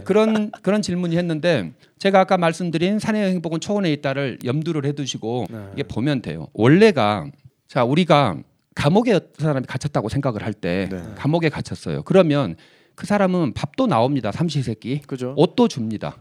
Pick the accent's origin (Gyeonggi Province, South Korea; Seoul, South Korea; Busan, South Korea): Seoul, South Korea; 서울 사람이면서